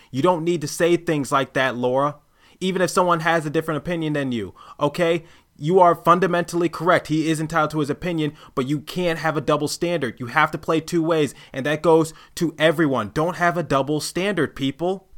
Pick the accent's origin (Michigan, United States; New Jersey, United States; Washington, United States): Michigan, United States; Detroit; I am from Detroit